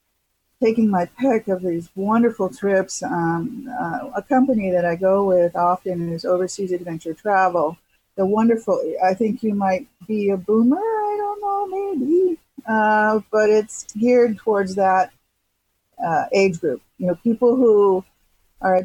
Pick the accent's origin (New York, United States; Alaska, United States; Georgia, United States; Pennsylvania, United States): Alaska, United States; moved away as an adult; also born or lived in Los Angeles, California; now in California, United States; I'm from Alaska. So I've lived in California all my adult life, but my young years were in nature